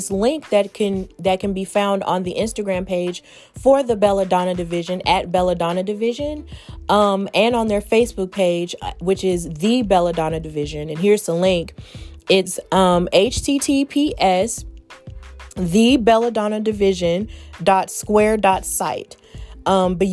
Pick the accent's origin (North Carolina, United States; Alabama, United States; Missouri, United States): Alabama, United States; my home state of Alabama